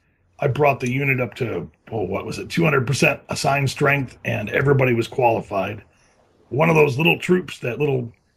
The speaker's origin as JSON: {"language": "English", "region": "Midwest", "country": "United States", "said": "I come from the Midwest. We had to drill our own wells"}